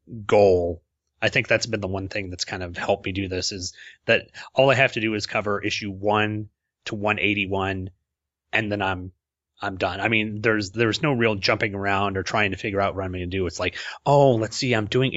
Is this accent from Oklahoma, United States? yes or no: yes; Oklahoma, United States; accent: Oklahoman; we're both from Oklahoma and we can't speak the English language, you know, we got a chance to chat in our own sort of Oklahoman dialect